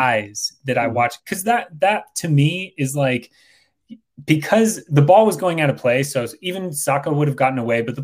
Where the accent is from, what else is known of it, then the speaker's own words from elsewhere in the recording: United States; as an American